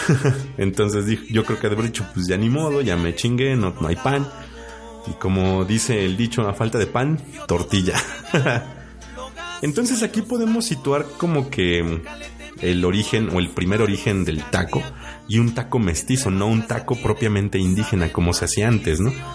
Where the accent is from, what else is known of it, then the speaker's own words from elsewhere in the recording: Mexico; como buenos mexicanos